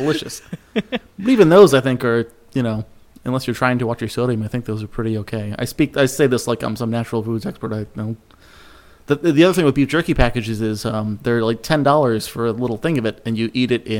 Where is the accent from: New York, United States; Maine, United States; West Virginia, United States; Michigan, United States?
West Virginia, United States; Well, it's a long drive. I leave from my hometown in West Virginia. I drive up to Cumberland Farms.